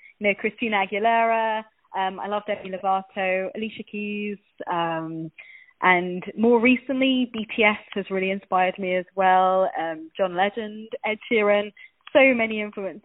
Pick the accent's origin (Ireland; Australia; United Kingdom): United Kingdom; London; I'm from London in the UK